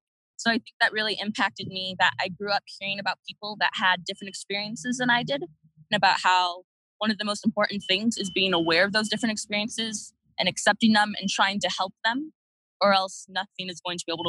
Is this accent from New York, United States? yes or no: no; Indiana, United States; also born or lived in Tacoma, Washington / Ohio; I'm from Tacoma, Washington, which is about 45 miles south of Seattle. Although I grew up in Indiana and Ohio